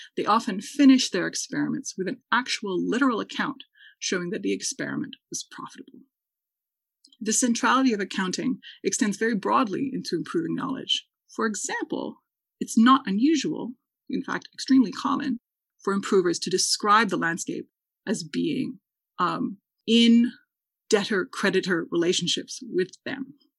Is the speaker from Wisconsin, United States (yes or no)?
yes; Wisconsin, United States; I'm from Wisconsin